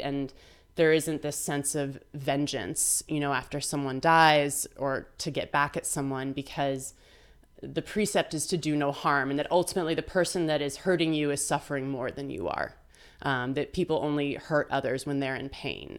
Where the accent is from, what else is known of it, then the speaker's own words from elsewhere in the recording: Vermont, United States; it happened to be where I was growing up in Vermont